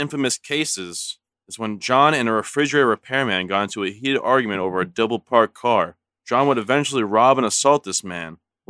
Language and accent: English; North Dakota, United States; I'm from North Dakota